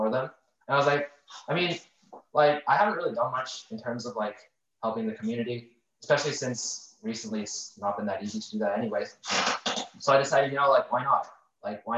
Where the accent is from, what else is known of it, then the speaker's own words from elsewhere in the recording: Naperville, Illinois, United States; I'm from there